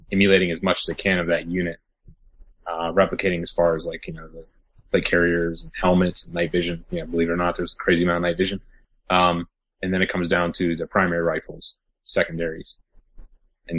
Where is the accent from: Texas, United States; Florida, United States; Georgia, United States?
Florida, United States; now in Pennsylvania, United States; I'm actually from Florida originally